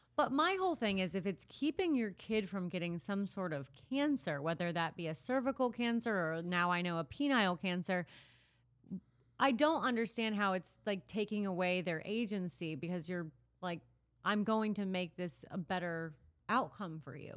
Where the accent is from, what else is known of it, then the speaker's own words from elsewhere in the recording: Midwest, United States; growing up in the Midwest